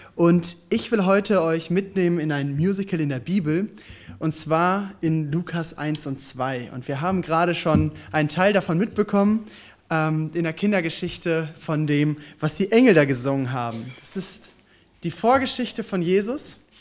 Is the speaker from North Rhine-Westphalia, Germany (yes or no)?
yes; Ostbevern, North Rhine-Westphalia, Germany; also born or lived in Warendorf; now in Giessen, Germany; Ich komme jetzt aus Gießen, aber tatsächlich äh, komme ich ursprünglich aus Ostbevern